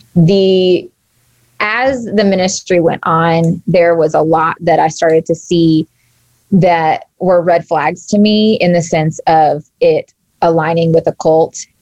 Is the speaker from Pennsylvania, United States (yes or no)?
no; Texas, United States; I grew up in Texas and down south